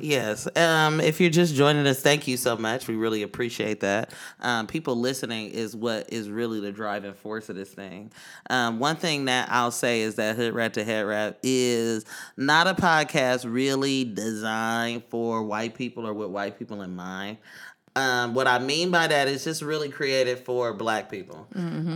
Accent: Oakland, California, United States; now in New York, United States; I'm from East Oakland, California, that deep East Oakland, California

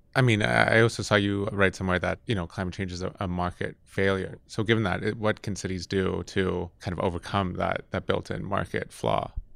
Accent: Toronto, Ontario, Canada; moved away; I'm from Toronto originally

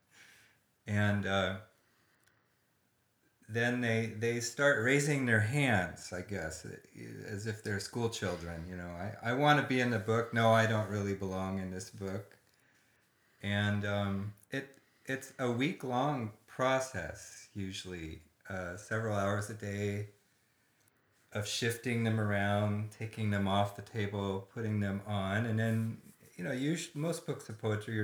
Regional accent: Corvallis, Oregon, United States; now in Santa Barbara, United States; I grew up in Corvallis, Oregon, in the Willamette Valley

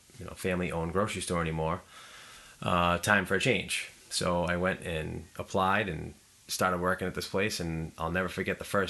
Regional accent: Plymouth, Massachusetts, United States; I'm actually from Plymouth originally.

